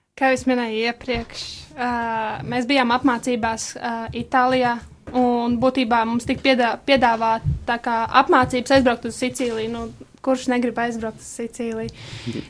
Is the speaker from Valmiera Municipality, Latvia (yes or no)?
yes; Rūjiena, Valmiera Municipality, Latvia; mēs nākam no Rujens